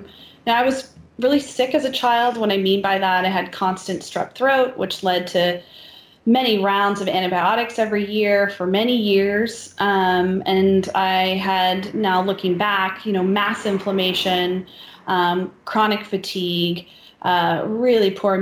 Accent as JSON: {"language": "English", "region": "Maine", "country": "United States", "tie": "born or raised there", "said": "growing up in Maine"}